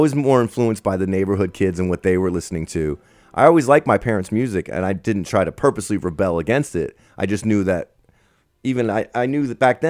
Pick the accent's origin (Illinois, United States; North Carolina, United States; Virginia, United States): North Carolina, United States; Charlotte; moved away as an adult; also born or lived in Morristown, New Jersey; now in San Francisco, United States; My parents moved from New Jersey to Charlotte. And that's where I grew up, and that's where I'm from. I'm from Charlotte, 704.